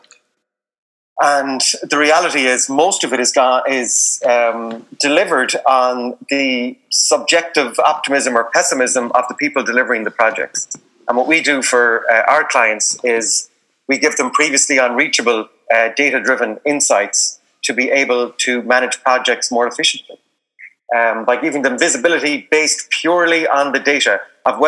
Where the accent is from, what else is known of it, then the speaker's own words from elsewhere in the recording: Galway, Connacht, Ireland; also born or lived in South Pacific; I'm from Galway, went to college in NUI Galway